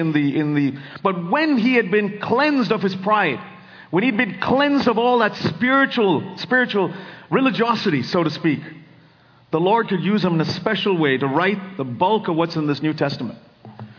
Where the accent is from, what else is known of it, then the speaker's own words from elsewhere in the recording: India; now in Silicon Valley, United States; I grew up in India